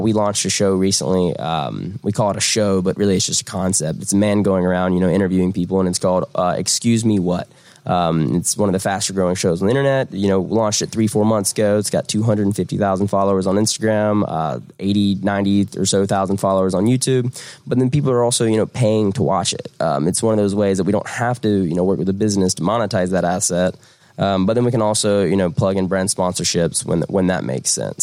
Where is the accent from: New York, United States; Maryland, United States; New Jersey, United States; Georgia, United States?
Georgia, United States; Southern; moved away as an adult; now in Atlanta, United States; I'm, I'm, not originally from Atlanta. I'm from Southern Georgia, but I moved to Atlanta right after school